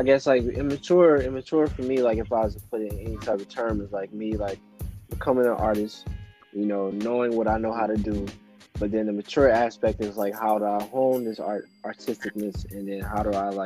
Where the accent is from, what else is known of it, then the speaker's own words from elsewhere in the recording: St. Louis, Missouri, United States; I'm from St. Louis, you know, and like house wasn't anything that really came across my radar growing up.